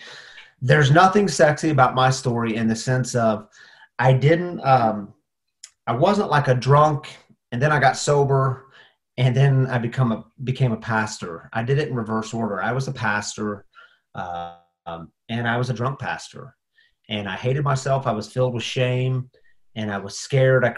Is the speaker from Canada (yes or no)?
no; St. Louis and Lake of the Ozarks, Missouri, United States; also born or lived in Springfield, Missouri; I grew up in some in St. Louis and then some in Lake of the Ozarks